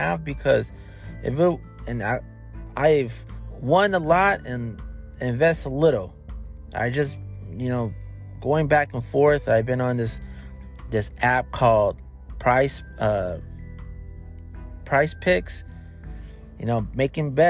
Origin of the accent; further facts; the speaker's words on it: Racine, Wisconsin, United States; moved away; growing up in Racine, in Wisconsin